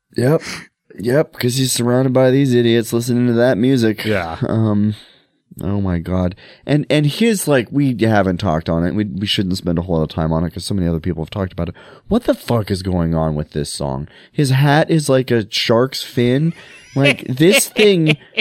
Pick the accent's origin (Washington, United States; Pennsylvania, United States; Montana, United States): Montana, United States; I grew up in Montana